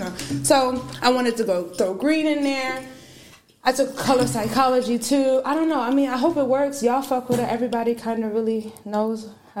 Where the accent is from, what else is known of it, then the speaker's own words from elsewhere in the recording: Syracuse, New York, United States; I am from Syracuse, New York. My parents were in the military, though, so we moved around a lot. I moved back here. I was born here, right across. Moved when I was three, and then I came back in eighth grade.